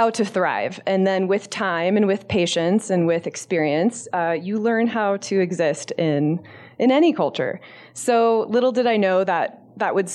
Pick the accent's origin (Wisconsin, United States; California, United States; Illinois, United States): California, United States; Los Angeles; moved away; I'm from Southern California, from Los Angeles